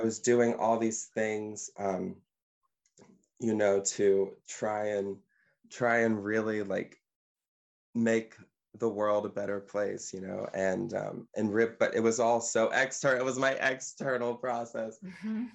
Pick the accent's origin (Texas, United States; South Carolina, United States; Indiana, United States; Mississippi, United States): Mississippi, United States; now in Ottawa, Canada; I'm a singer and I am from Mississippi